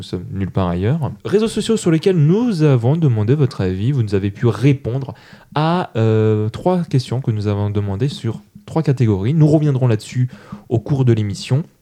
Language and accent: French; Toulouse, Occitania, France; je le je suis toulousain. Je le fais très mal parce que j'ai pas d'accent.